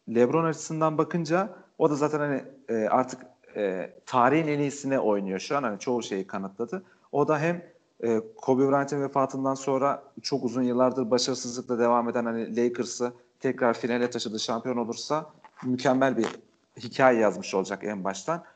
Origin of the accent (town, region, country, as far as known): Trabzon, Turkey